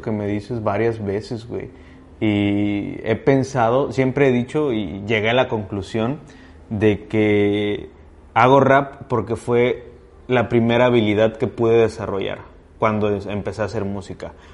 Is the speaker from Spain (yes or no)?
no; Ciudad Valles, San Luis Potosí, Mexico; moved away as an adult; also born or lived in Veracruz / Guadalajara; Yo nací y crecí aquí en Valles